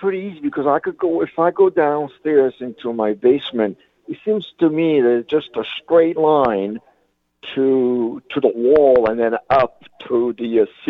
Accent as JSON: {"language": "English", "region": "New York", "country": "United States", "also_born_or_lived": "California", "said": "I'm from New York."}